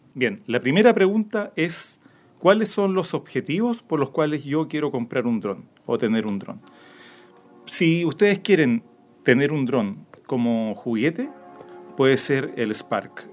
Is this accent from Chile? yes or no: yes; Chile; accent: Chilean; el chileno, eh, nuestra forma de hablar puede ser complicada